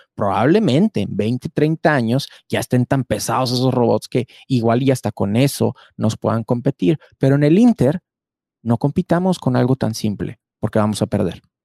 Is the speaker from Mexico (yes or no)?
yes; Mexico